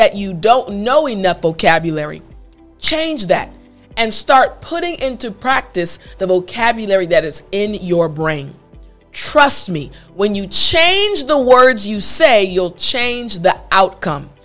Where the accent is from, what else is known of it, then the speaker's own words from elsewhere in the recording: United States; also born or lived in South Korea; in America, there are so many different cultures